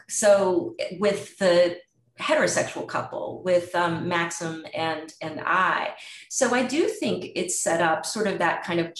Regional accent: United States; if you're an American

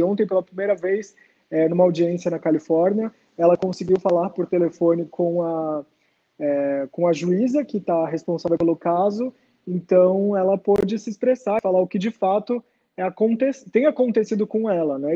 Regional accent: Praia Grande, São Paulo, Brazil; moved away as an adult; also born or lived in Santos; now in São Paulo, Brazil; Eu nasci em Santos, mas morei praticamente minha vida toda em Praia Grande e moro em São Paulo agora tem 10 anos

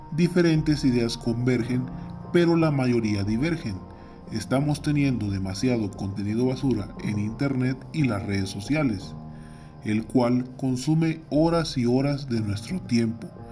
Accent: Mexico; Soy ciudadano mexicano, joven, preocupado por la situación que atraviesa mi comunidad, mi estado, mi país y el mundo

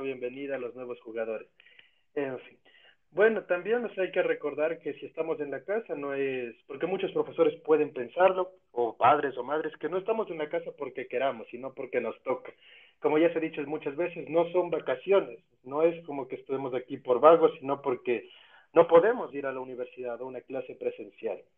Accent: Ecuador

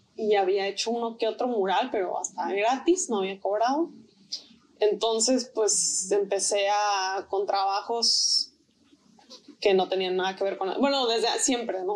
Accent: Tijuana, Baja California, Mexico; also born or lived in Mexico City; yo también soy de la Ciudad de México. Y este, cuando yo tenía tres años de edad, fue cuando nos vinimos a, vivir a, Tijuana

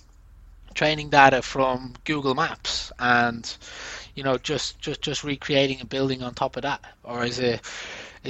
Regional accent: Ireland; I come from Ireland, we're called the Emerald Isle.

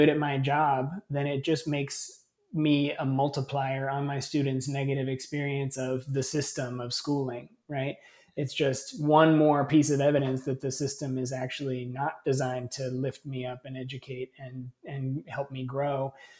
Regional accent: California, United States; And I was this lunatic from California who had all these weird progressive ideas about education.

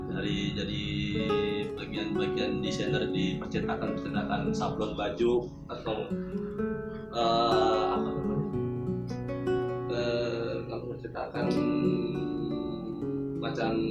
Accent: Surabaya, East Java, Indonesia; also born or lived in Jakarta; Gua asli Surabaya cuman lama, ting lama tinggal di Jakarta

